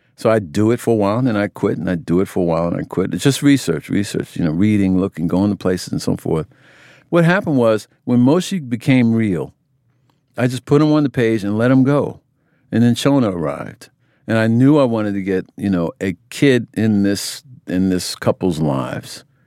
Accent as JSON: {"language": "English", "country": "United States", "tie": "born or raised there", "said": "I grew up in America"}